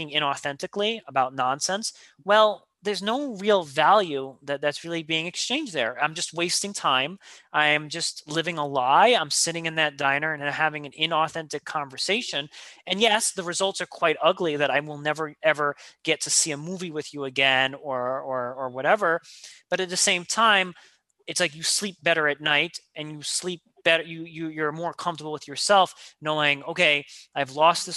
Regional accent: New York, United States; I'm a New Yorker

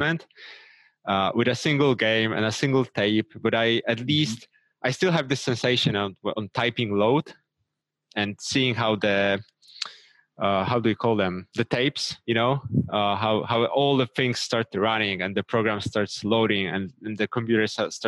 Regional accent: Krakow, Lesser Poland, Poland; I'm from Krakow, Poland, Europe

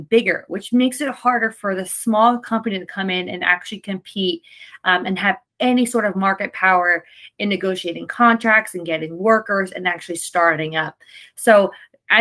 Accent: New Jersey, United States; born or raised there

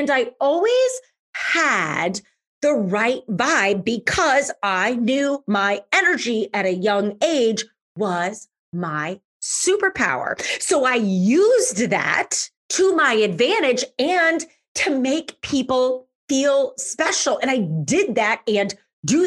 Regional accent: St. Louis, Missouri, United States; I'm from St. Louis, so I bartended in downtown St. Louis

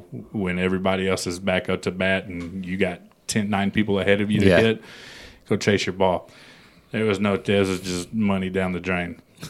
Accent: San Antonio, Texas, United States; also born or lived in Los Angeles; I'm from Texas. Mm-hmm. I'm from San Antonio.

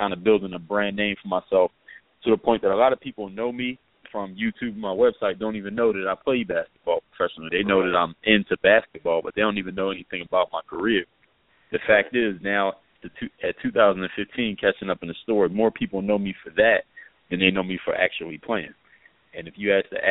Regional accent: Philadelphia, Pennsylvania, United States; moved away as an adult; now in South Florida, United States; my background is I'm originally from Philadelphia, PA, and now reside in South Florida

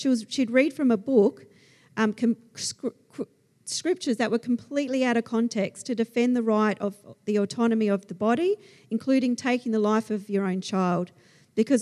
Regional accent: Australia; accent: Aussie; my Aussie accent

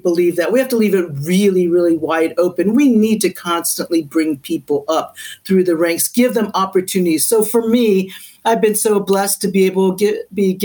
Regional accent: Annandale, Virginia, United States; also born or lived in Connecticut; I grew up in Annandale, Virginia, which is Northern Virginia, Fairfax County, in the 1960s, 1970s

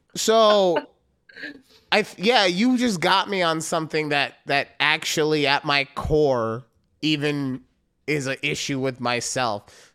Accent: Las Vegas, Nevada, United States; moved away; growing up in Vegas

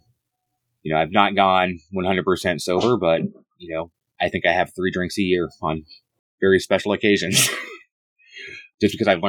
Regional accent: Indiana, United States; moved away as an adult; also born or lived in South Carolina; I grew up in Indiana

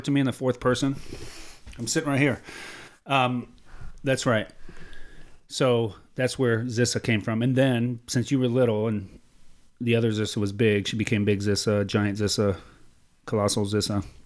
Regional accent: Mexico; I am from Mexico

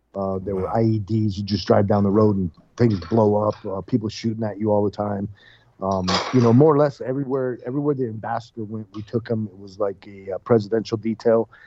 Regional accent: United States; we're American

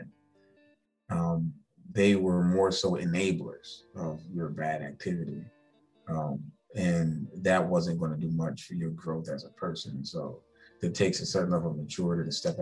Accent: Charleston, South Carolina, United States; also born or lived in Columbia, South Carolina; I'm from Charleston, born and raised.

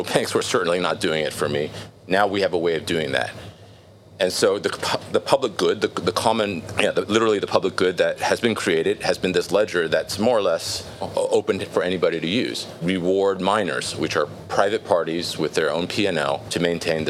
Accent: California, United States; I grew up in California

